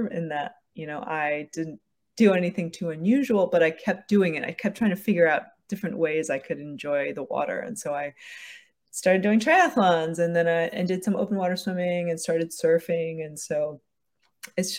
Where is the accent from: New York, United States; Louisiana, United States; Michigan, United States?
New York, United States; I grew up in New York and we went to Jones Beach